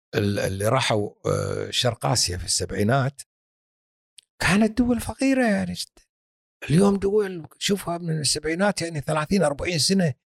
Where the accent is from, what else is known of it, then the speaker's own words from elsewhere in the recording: Kuwait; إحنا كويتيين